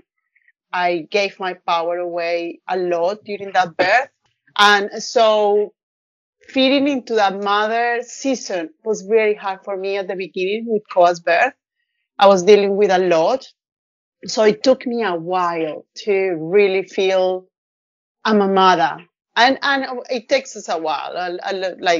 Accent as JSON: {"language": "English", "country": "Colombia", "also_born_or_lived": "Northern Rivers, New South Wales, Australia", "moved": "as an adult", "lives_now": "Australia", "said": "I'm from Colombia. Came to Australia like about 12 years ago"}